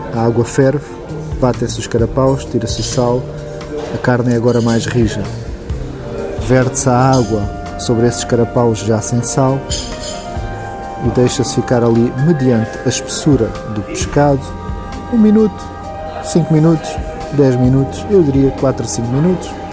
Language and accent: Portuguese; Algarve, Portugal; eu não sou de cá, eu nem sou de Lisboa, sou do Algarve